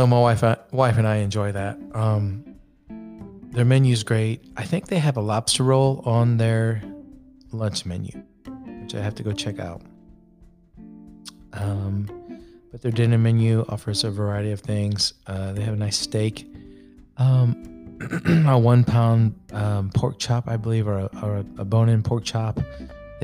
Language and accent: English; Goshen, Indiana, United States; I grew up in Goshen, Indiana